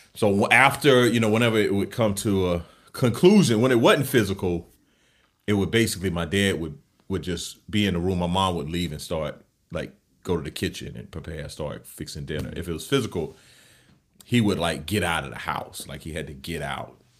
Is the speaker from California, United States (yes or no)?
no; Camden, South Carolina, United States; moved away as an adult; I'm from Camden, South Carolina, small town in South yep. Carolina. Uh, grew up, born and raised in the South